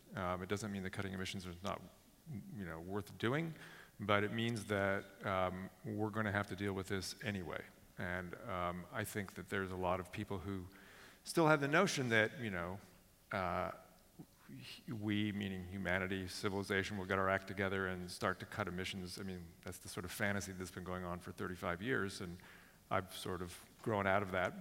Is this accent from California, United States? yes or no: yes; Silicon Valley, California, United States; I grew up in Silicon Valley